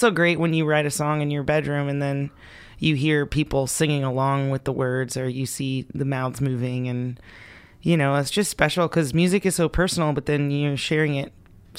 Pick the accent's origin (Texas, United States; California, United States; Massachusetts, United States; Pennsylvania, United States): Massachusetts, United States; I grew up in Western Massachusetts, but... I lived in six states by the time I was 18, so I've experienced a lot of different places.